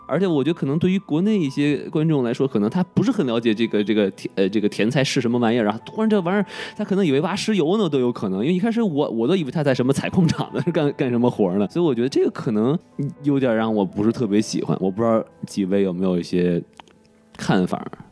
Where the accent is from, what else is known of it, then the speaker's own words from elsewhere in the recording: China; 我是生在红旗里，长在红旗下